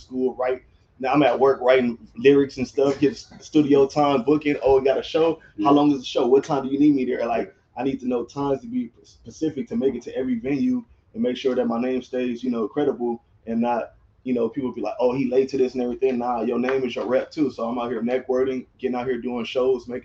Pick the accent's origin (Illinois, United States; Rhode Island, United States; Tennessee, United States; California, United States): California, United States; Gardena; I'm from Gardena, California